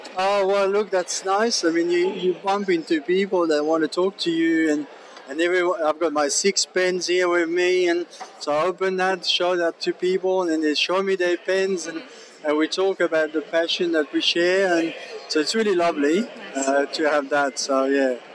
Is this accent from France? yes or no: yes; France; moved away as an adult; now in Australia; I'm originally from France, and I grew up with fountain pen because at prep you had to have a fountain pen.